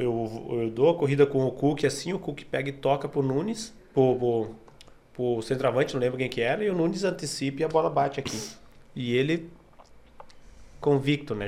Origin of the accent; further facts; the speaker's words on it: Aratiba, Rio Grande do Sul, Brazil; Sou de Aratiba, sou gaúcho.